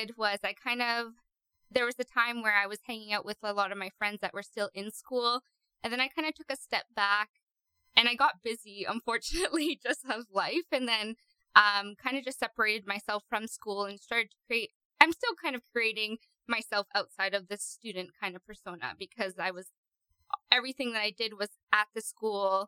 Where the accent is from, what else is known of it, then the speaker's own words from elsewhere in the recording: Burnaby, British Columbia, Canada; also born or lived in Ontario; now in Nanaimo, Canada; So most of my life, I grew up in Burnaby